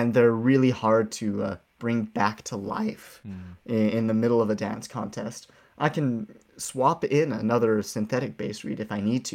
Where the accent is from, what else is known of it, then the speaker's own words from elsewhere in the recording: Ogden, Utah, United States; I grew up in Ogden. I am a Ben Lomond alumni